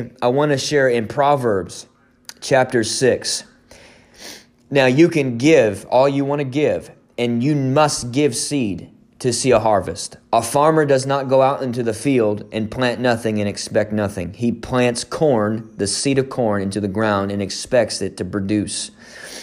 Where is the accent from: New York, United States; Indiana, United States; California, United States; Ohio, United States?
Indiana, United States; I'm from Indiana